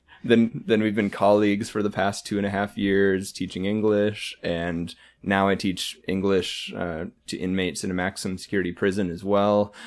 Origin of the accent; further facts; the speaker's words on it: North Dakota, United States; now in Houston, United States; the state I grew up